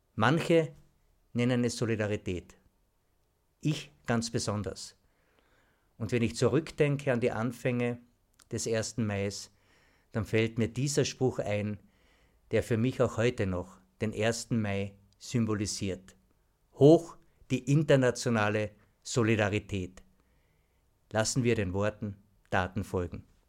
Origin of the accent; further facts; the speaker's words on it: Klagenfurt, Carinthia, Austria; Ich bin in Weidmersdorf am Baumbachplatz aufgewachsen